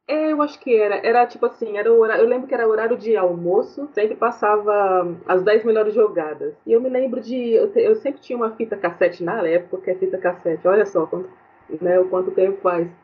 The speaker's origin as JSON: {"language": "Portuguese", "town": "Santo André", "region": "São Paulo", "country": "Brazil", "tie": "born or raised there", "said": "aqui em Santo, em Santo André, na cidade onde eu nasci"}